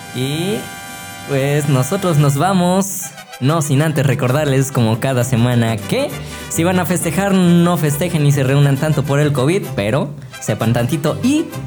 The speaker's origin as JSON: {"language": "Spanish", "country": "Mexico", "said": "soy mexicano"}